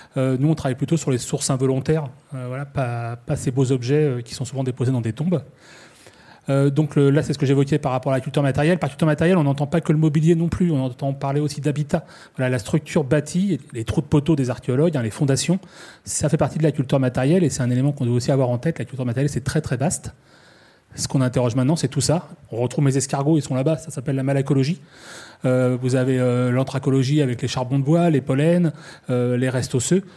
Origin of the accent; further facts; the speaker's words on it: Normandy, France; je suis normand